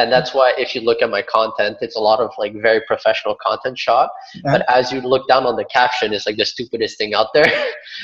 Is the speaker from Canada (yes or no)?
yes; Montreal, Quebec, Canada; I was born and raised in Montreal, but my parents are from Vietnam.